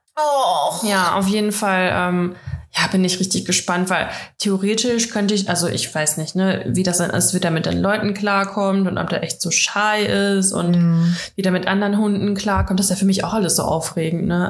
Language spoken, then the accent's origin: German; Russia; ich bin ja Russin